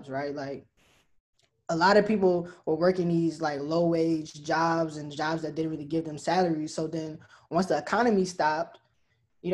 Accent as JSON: {"language": "English", "town": "LaPlace", "region": "Louisiana", "country": "United States", "tie": "born or raised there", "said": "my hometown of La Place, Louisiana"}